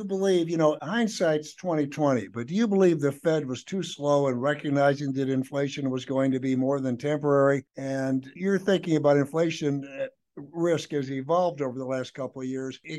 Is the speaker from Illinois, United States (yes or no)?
yes; Illinois, United States; I grew up in Illinois as a Chicago Bears fan